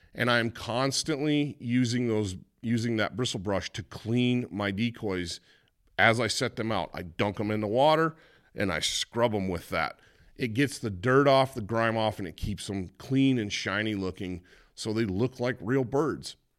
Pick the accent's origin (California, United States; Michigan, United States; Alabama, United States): Michigan, United States; Growing up in Michigan